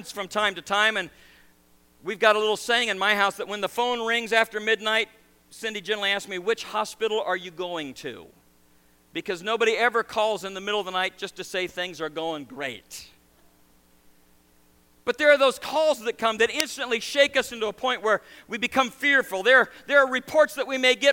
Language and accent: English; Nebraska, United States; now in New York, United States; I grew up in Nebraska and I raised cattle. I was a farm kid. Married a New York girl, and we ended up in New York